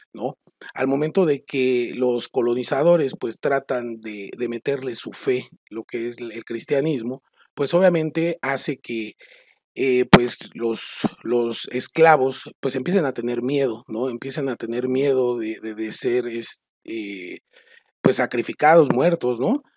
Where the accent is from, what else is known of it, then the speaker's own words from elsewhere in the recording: Mexico; los que somos mexicanos